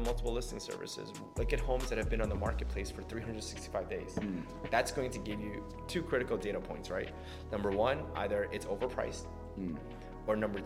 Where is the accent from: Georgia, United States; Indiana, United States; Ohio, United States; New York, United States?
New York, United States; New York City; I was born and raised in Queens, New York.